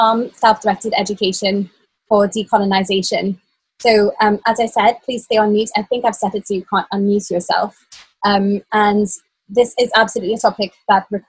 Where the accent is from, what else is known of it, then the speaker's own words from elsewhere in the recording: Trinidad & Tobago; moved away as an adult; now in Cornwall, United Kingdom; we live in Cornwall in the UK, and I'm originally from Trinidad and Tobago. I moved here 15 years ago